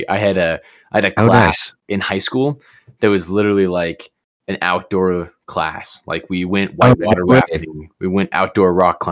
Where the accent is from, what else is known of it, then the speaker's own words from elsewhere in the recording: Colorado Springs, Colorado, United States; also born or lived in Georgia; moved here when I was like one. I was born in Georgia, but all I can remember is Colorado.